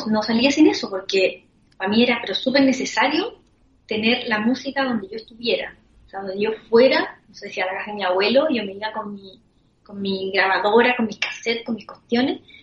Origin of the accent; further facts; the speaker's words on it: Concepción, Biobío, Chile; now in Santiago, Chile; soy de Concepción, nací allá y me vine a Santiago cuando mi papá se vino a trabajar a Santiago.